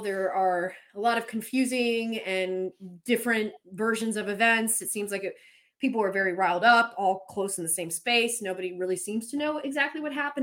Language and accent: English; Pennsylvania Dutch country, United States; I grew up in Pennsylvania Dutch country